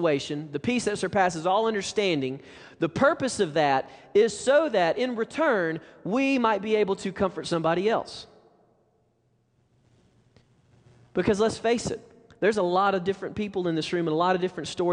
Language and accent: English; Alabama, United States; moved away; We're from Alabama